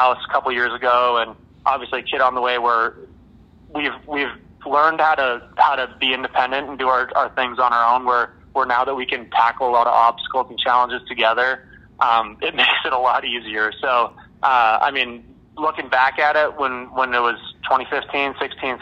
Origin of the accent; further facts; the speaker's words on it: Red Deer, Alberta, Canada; moved away; get guys from my hometown and keep that connection